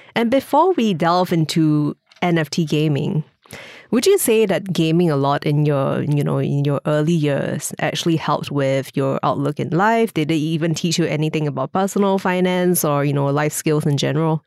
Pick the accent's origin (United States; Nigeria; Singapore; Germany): Singapore